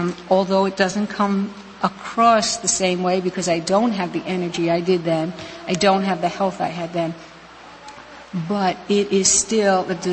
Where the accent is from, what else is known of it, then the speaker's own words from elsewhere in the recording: New York City, New York, United States; moved away; I was actually born and raised in New York City, the section called Queens and partially in Brooklyn